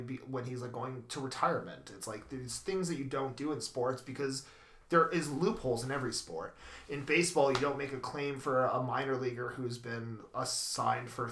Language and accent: English; Canada; Canada's sport, my home country here.